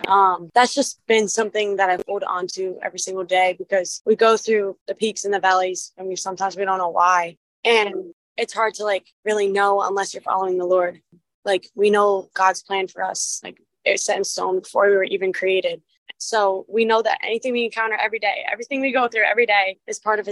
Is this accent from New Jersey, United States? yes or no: yes; Red Bank, New Jersey, United States; I went to a small Catholic school in my town up until seventh grade, and then I transferred to the sister school of my high school for eighth grade. And then I went to ninth through 12th at Red Bank Catholic in Red Bank, New Jersey